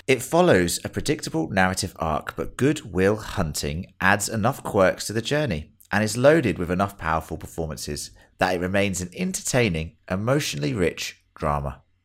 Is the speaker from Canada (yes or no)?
no; England, United Kingdom; now in Australia; we're all English